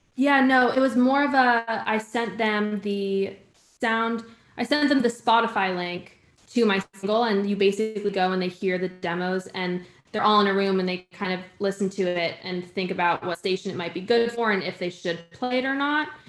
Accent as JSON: {"language": "English", "region": "Connecticut", "country": "United States", "moved": "as an adult", "lives_now": "Nashville, United States", "said": "I'm originally from Connecticut"}